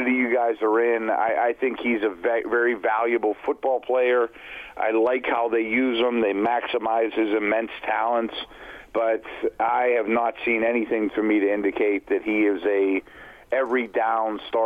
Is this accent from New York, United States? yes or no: no; Pittsburgh, Pennsylvania, United States; I'm from Pittsburgh